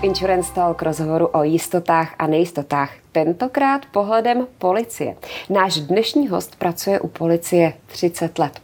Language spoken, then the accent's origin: Czech; Czechia; jsme my řidiči, jako Češi